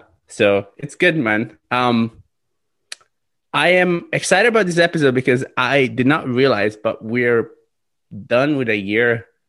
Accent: Italy; English is a second language; So I am from Italy, yeah.

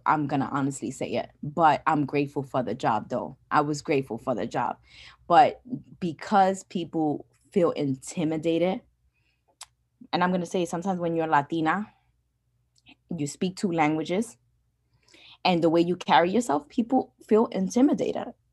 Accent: New York City, New York, United States; first language English; growing up where I grew up in the Bronx

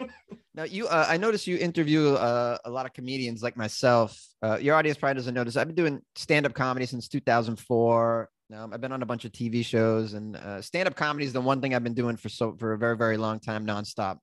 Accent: Haverhill, Massachusetts, United States; accent: Boston; now in Los Angeles, United States; my hometown is a place called Haverhill, Massachusetts

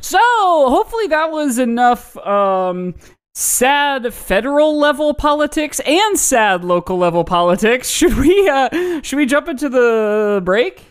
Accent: Indiana, United States; my home state of Indiana

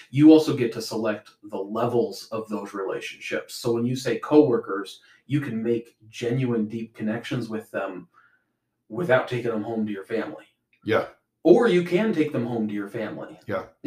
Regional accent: Spokane, Washington, United States; Spokane, Washington.

